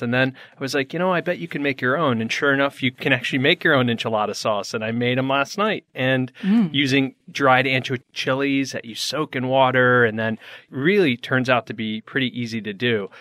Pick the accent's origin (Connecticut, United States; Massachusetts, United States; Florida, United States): Connecticut, United States; moved away as an adult; now in Phoenix, United States; I grew up in Connecticut